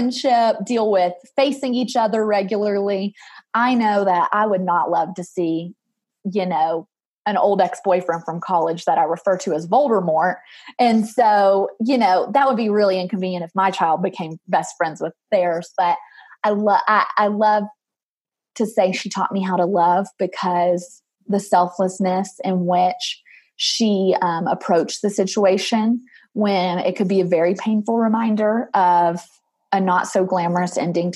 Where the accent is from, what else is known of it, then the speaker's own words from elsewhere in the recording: Murfreesboro, Tennessee, United States; I'm from Murfreesboro, which you might know, but I just say Nashville because it's easier.